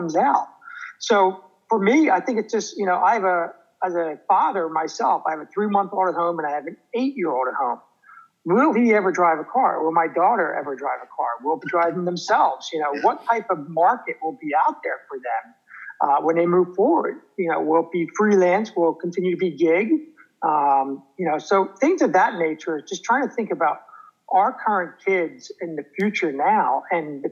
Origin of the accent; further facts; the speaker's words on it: New Jersey, United States; I'm from New Jersey